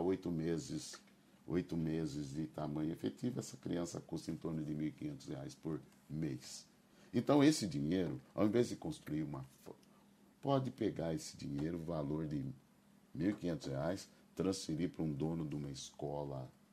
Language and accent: Portuguese; Campinas, São Paulo, Brazil; also born or lived in Rio de Janeiro; nasci em Campinas e até aos 18, 20 anos eu morei em Campinas